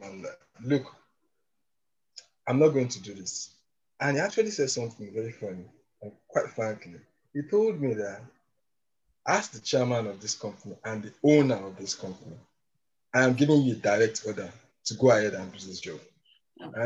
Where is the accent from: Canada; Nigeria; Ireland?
Nigeria; moved away as an adult; now in United Kingdom; I see myself as an ambassador of Nigeria